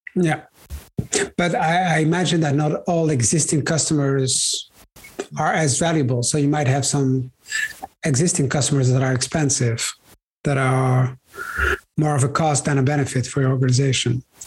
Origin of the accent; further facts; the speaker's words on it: Brussels, Brussels-Capital Region, Belgium; I grew up in Brussels, in Belgium, where my parents had a shop